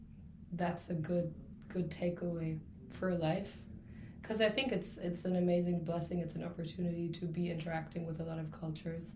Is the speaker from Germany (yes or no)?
yes; Germany; moved away as an adult; now in London, United Kingdom; for my entire life, Germany was the world, you know, my hometown was the world